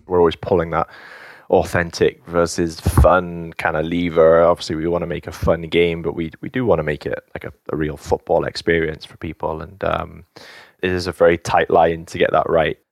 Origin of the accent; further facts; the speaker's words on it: England, United Kingdom; moved away; also born or lived in United States; I was born in England. Half of my family, um, is Welsh